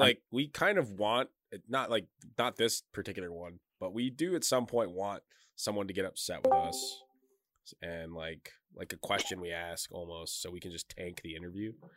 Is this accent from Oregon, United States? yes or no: no; Detroit, Michigan, United States; moved away as an adult; now in Grand Rapids, United States; I'm from Detroit